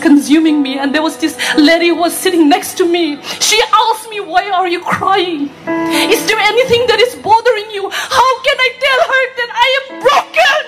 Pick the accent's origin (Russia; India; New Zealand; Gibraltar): India; Manipur; I am from Manipur